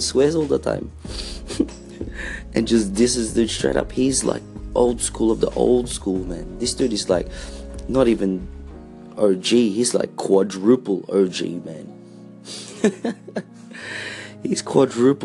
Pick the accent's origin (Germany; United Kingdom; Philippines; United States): Philippines; also born or lived in Australia; we were a colony of America for 50 years